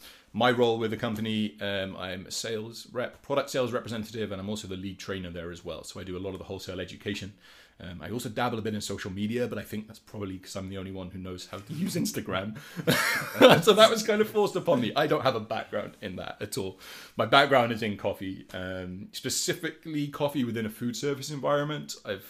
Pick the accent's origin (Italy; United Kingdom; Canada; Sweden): United Kingdom; Wales; moved away as an adult; now in Minneapolis, United States; I am from Wales, which is the cool appendage to the left of England, if you didn't know, with a bit that sticks off. And I am now living in Minneapolis. I've been here for like 2.5 years